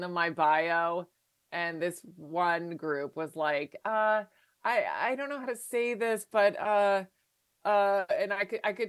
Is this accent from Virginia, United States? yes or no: yes; Virginia, United States; moved away; I'm from Virginia, so I know what it's like to live in the burbs